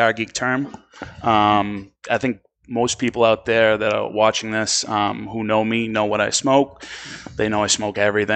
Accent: Boston, Massachusetts, United States; accent: Boston; I wonder if I have a Spanish accent, Boston accent

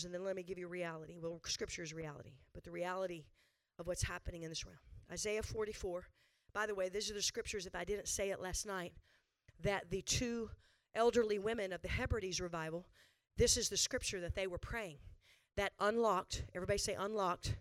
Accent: the South, United States; Born and raised Southern. Not quite as south as Texas, but Southern

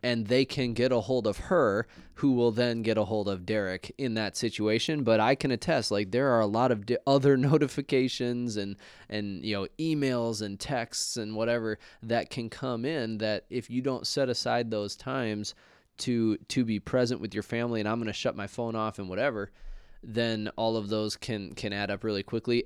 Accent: Minnesota, United States; we're both from Minnesota

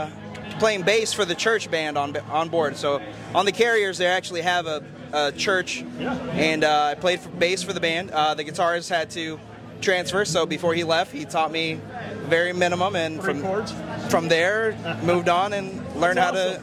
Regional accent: Miami, Florida, United States; moved away as an adult; also born or lived in Japan; now in Key West, United States; Born and raised in Miami, Florida.

